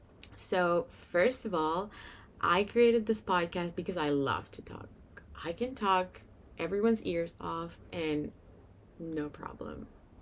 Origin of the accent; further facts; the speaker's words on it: Venezuela; first language Spanish; English is a second language; now in Canada; as of me, I moved to Canada from Venezuela, not Minnesota. in 2014, so I've been here for 7 years, and since then, I don't know how many times a day, even in an hour, I have to switch languages. Spanish is my first language